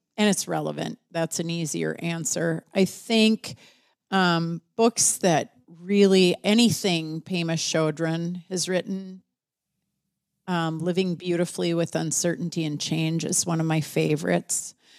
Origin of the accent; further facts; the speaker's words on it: United States; as an American